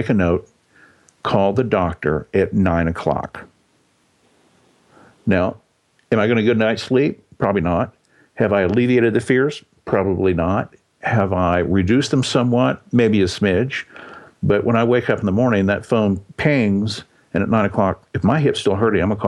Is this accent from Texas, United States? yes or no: yes; Texas, United States; I was born in Texas